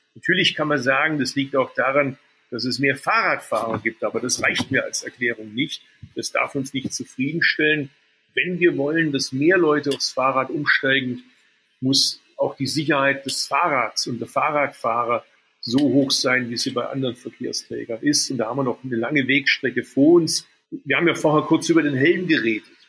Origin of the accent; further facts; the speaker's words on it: Swabia, Baden-Württemberg, Germany; moved away as an adult; also born or lived in Berlin; als Schwabe